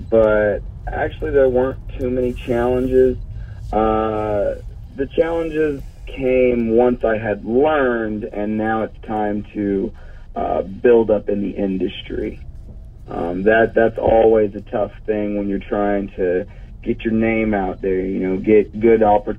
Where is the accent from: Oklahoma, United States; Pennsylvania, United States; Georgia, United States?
Georgia, United States; Douglasville; Douglasville, Georgia, my hometown.